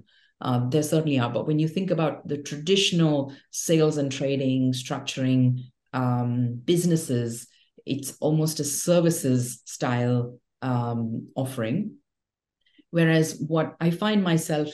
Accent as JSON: {"language": "English", "country": "India", "tie": "born or raised there", "also_born_or_lived": "Mumbai, India / Delhi, India", "said": "born and raised in India, in Bombay and Delhi."}